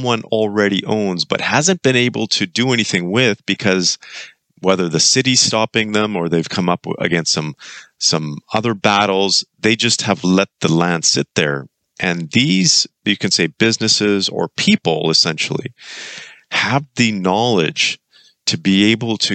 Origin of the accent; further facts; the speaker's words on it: Kelowna, British Columbia, Canada; moved away; I'm actually back in my hometown, Kelowna, British Columbia.